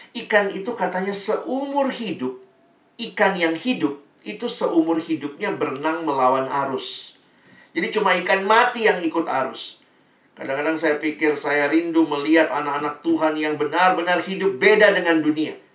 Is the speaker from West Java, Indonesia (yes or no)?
no; Makassar, South Sulawesi, Indonesia; Saya lahir besar di Makassar